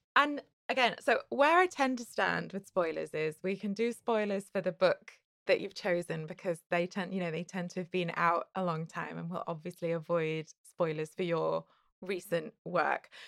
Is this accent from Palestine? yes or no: no; United Kingdom; as a British person